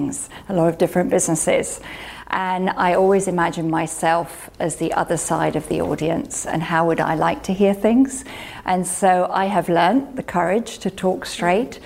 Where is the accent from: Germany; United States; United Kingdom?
United Kingdom; I'm a Brit